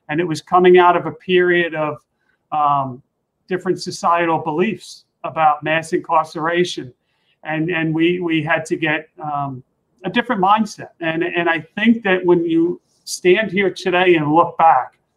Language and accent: English; New York City, New York, United States; I grew up in Queens